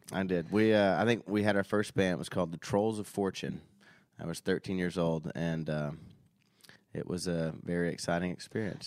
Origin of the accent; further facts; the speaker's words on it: Nashville, Tennessee, United States; I grew up in Nashville.